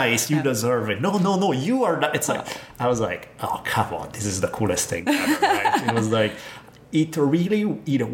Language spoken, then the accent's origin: English; Italy; moved away; Growing up in Italy